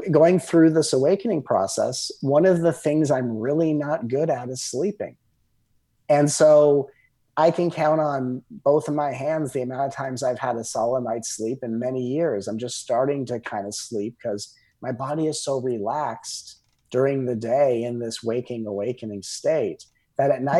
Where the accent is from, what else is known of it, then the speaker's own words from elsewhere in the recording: Southern California, United States; I grew up in Southern California